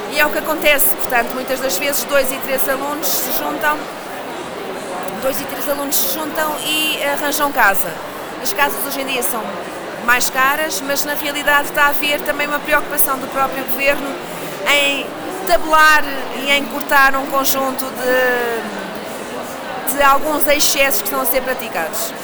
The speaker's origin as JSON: {"language": "Portuguese", "region": "Lisbon", "country": "Portugal", "tie": "born or raised there", "said": "eu sou lisboeta, portanto também posso, ser lisboeta, nascida e criada"}